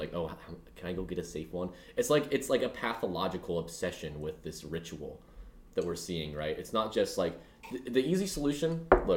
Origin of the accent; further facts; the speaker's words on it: Texas, United States; in my home state of Texas